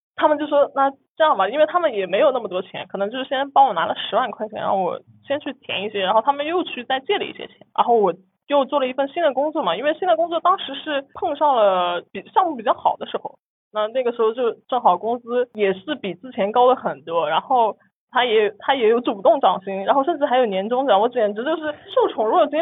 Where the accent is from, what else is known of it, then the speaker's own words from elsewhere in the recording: Nantong, Jiangsu, China; moved away as an adult; now in Shanghai, China; 我老家就是生活很，很普通，然后其实离上海很近啊，就在南通